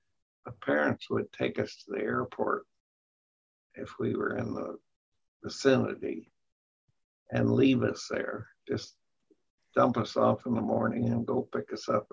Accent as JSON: {"language": "English", "town": "Auburn", "region": "California", "country": "United States", "tie": "born or raised there", "also_born_or_lived": "Oakland, California", "said": "But I was raised on a farm about 7 miles from here, Auburn, where I went to high school, and 3 miles from Newcastle, and that was my home of record. We had a P.O. box there, but I never lived in town."}